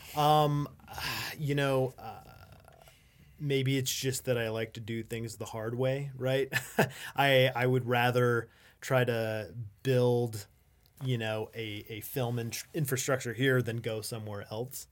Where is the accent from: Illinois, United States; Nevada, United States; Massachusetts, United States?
Nevada, United States; Las Vegas; now in Reno, United States; I'm originally from Las Vegas